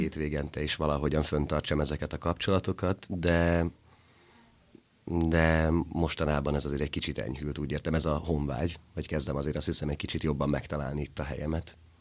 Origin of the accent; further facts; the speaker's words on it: Pécel, Pest, Hungary; moved away as an adult; also born or lived in Budapest; now in Miskolc, Hungary; Pécelen élek a szüleimmel